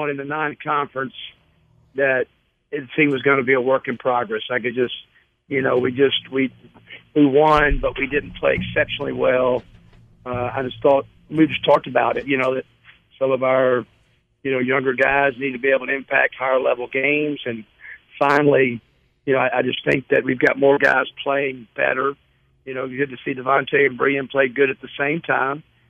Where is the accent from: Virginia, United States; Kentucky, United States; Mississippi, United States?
Mississippi, United States